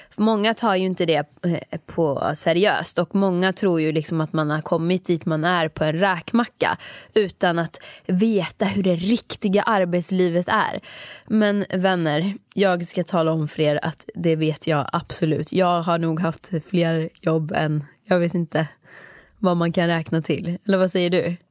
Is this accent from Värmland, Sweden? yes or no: no; Åmål, Västra Götaland, Sweden; moved away as an adult; jag jobbade där mellan, när jag var femton år tills jag flyttade från Åmål när jag var arton